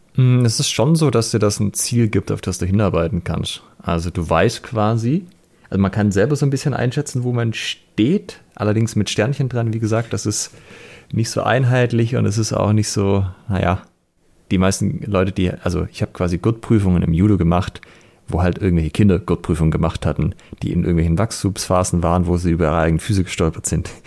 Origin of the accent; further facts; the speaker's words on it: Germany; bei uns in Deutschland